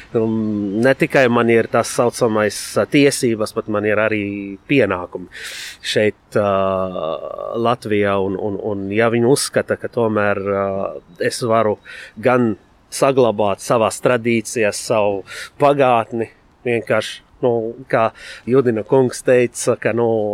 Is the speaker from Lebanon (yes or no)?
yes; Lebanon; Latvian is a second language; moved away as an adult; now in Latvia; Esmu dzimis Libānā, atbraucis sākotnēji mācīties